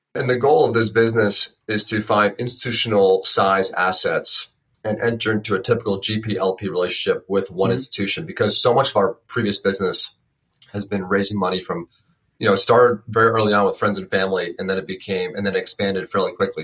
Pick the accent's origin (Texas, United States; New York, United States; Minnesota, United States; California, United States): New York, United States; Westchester County; I'm from Westchester County so about an hour north of the ah, city